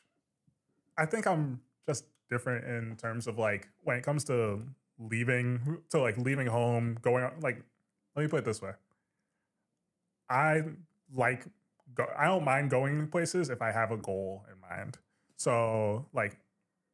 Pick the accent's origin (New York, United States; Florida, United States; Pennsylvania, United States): New York, United States; also born or lived in Burlington, Vermont; I'm a New Yorker